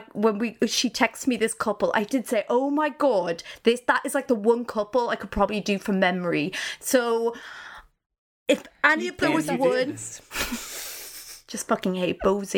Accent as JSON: {"language": "English", "country": "Ireland", "said": "as the Irish person"}